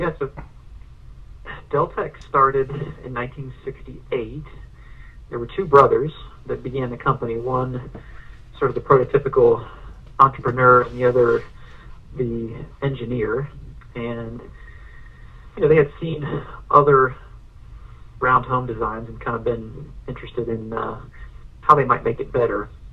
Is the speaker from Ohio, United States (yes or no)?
yes; Ohio, United States; now in Asheville, United States; I grew up in Ohio.